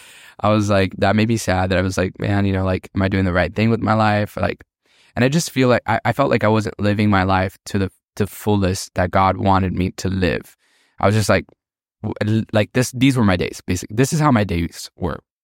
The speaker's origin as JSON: {"language": "English", "town": "Miami", "region": "Florida", "country": "United States", "tie": "born or raised there", "moved": "as an adult", "lives_now": "Pittsburgh, United States", "said": "I grew up in, born and raised in Miami"}